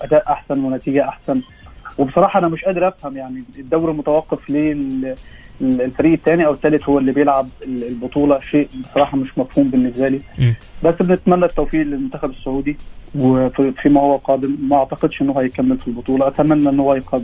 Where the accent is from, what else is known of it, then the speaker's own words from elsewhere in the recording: Egypt; now in Jeddah, Saudi Arabia; من مصر بس مقيم في جده